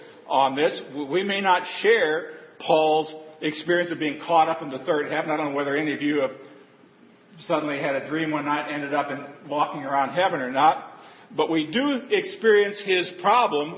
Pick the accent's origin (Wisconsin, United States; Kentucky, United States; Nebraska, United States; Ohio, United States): Nebraska, United States; I grew up in Nebraska